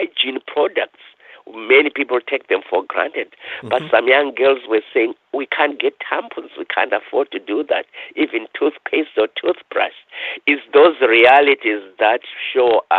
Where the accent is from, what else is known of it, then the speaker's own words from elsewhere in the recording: Zimbabwe; moved away as an adult; now in Thunder Bay, Canada; I was born in Africa, in Rhodesia, then Zimbabwe